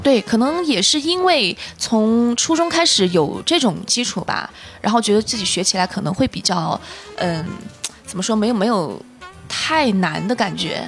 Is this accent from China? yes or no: yes; Chengdu, Sichuan, China; first language Mandarin; moved away as an adult; also born or lived in Manchester, United Kingdom; 我是成都人，嗯。啊，土生土长的